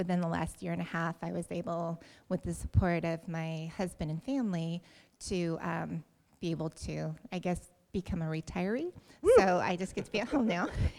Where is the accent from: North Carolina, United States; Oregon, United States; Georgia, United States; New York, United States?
Oregon, United States; also born or lived in Oahu, Hawaii; I was born in Oahu. We moved to Oregon when I was about 9 years old. I grew up on a farm.